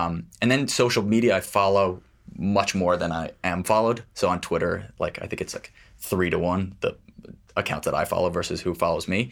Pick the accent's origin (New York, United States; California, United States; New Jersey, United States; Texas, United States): New York, United States; New York City; I grew up in Manhattan, just a, a Upper East Side.